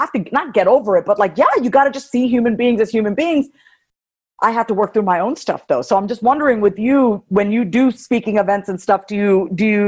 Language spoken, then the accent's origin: English; New York, United States; moved away as an adult; also born or lived in Kansas City, Kansas; I'm a New Yorker, born and raised